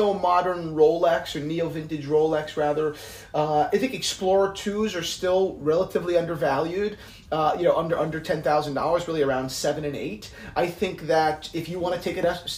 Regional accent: New Jersey, United States; I'm from New Jersey

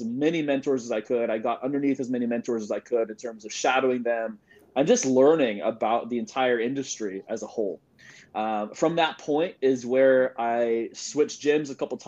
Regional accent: Sacramento, California, United States; So I'm born and raised in Sacramento, California. So right now I'm in Sacramento

